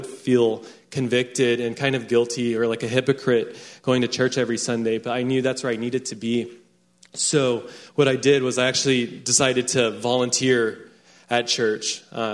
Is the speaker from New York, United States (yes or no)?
no; Round Rock, Texas, United States; I grew up in Round Rock, Texas